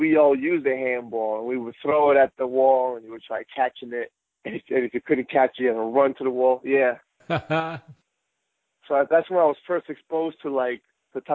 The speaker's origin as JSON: {"language": "English", "town": "New York City", "region": "New York", "country": "United States", "tie": "born or raised there", "said": "I was born and raised in Bayside, New York, right here by Flushing, Queens"}